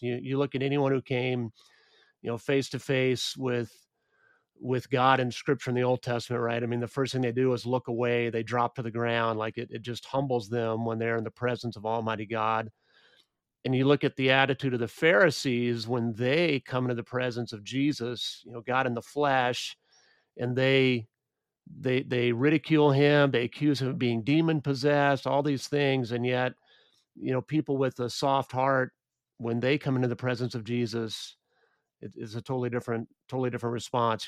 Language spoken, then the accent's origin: English; United States; I grew up in the United States